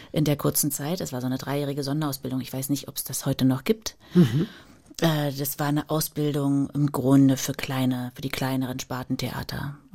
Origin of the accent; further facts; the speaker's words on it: Germany; moved away as an adult; Mit 19 bin ich ja dann äh, noch aus der DDR geflohen, so kurz vor Mauerfall.